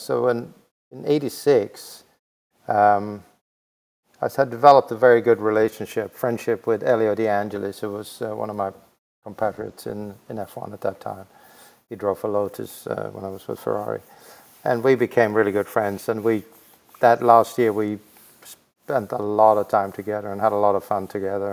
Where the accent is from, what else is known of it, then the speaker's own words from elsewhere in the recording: Växjö, Kronoberg County, Sweden; in a very small town in Sweden called Vaxjö, V A X J